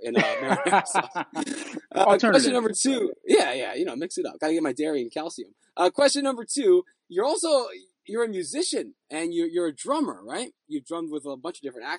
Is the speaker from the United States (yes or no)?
yes; New Jersey, United States; I grew up in Central Jersey